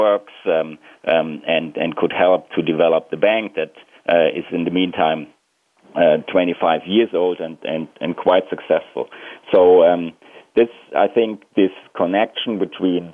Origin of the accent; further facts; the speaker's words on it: Germany; I'm originally from Germany